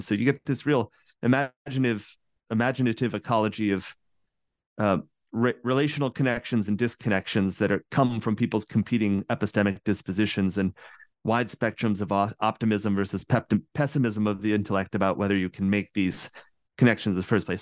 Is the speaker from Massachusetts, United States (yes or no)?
yes; central Massachusetts, United States; I grew up in Massachusetts, right, in central Massachusetts